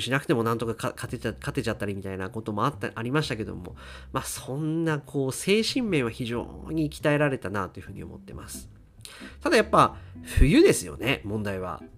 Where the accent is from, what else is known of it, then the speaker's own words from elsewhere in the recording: Akita, Japan; now in Tokyo, Japan; 私の実家、まあ、まあ、あの、父親と母親が住んでいる秋田の実家